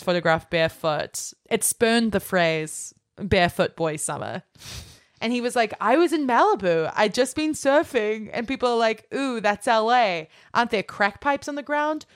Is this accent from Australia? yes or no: yes; Australia; now in United States